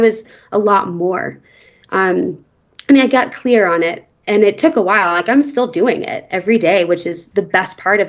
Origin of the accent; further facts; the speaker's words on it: Nashville, Tennessee, United States; now in Aspen, United States; I grew up in Nashville and I went to a Christian school